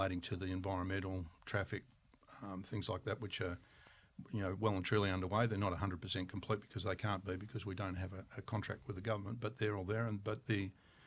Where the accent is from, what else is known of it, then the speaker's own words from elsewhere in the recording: Tasmania, Australia; I'm from Tasmania